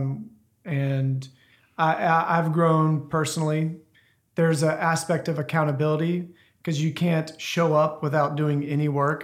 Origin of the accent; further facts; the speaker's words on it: Ruston, Louisiana, United States; moved away; I grew up in Louisiana, Ruston area, in a really small town.